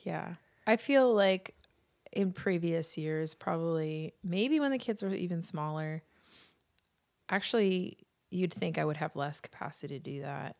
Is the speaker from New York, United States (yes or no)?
yes; New York City, New York, United States; my experience as a kid growing up in New York City at Christmas time